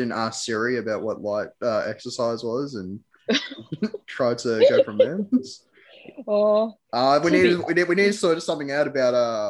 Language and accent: English; Australia